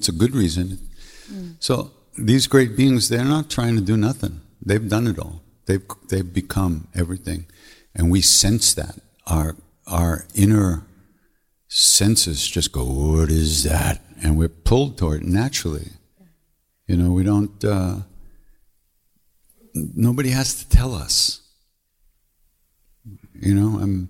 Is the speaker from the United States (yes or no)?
yes; Long Island, New York, United States; I'm from Long Island